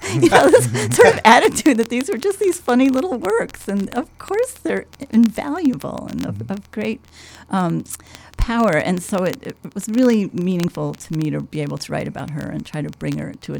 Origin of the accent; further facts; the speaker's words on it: Midwest, United States; I think part of Gertrude's problem was being a Midwesterner. You know, there's still scorn in New York for Chicago even, which I just find incredible. And I have been a recipient of that attitude myself.